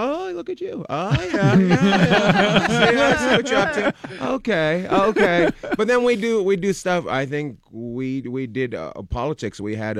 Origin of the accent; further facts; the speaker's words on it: Canada; my mom's Australian, my dad's Canadian. So I grew up in Canada for the most part, but we'd go spend time in Australia.